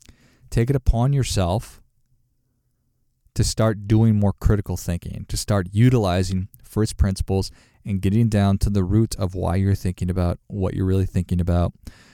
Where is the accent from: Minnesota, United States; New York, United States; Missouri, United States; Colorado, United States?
Minnesota, United States; my family voted Democrat because we're from Minnesota. And in Minnesota, that's, it's predominantly Democrat.